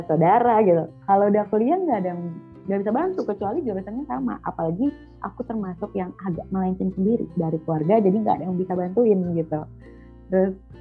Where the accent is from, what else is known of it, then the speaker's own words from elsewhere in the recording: Jakarta, Indonesia; moved away; aku kan orang Jakarta dan biasanya tuh ngomong gua lu